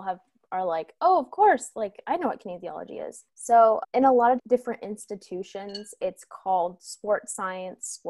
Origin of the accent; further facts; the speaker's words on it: California, United States; growing up in California